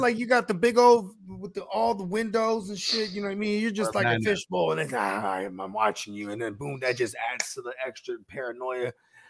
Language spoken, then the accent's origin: English; Northern California, United States; Cause I'm from Northern Cali, you know what I mean? And like in field trips, we'll go up and go see like the redwoods and shit like that. It's like the sticks.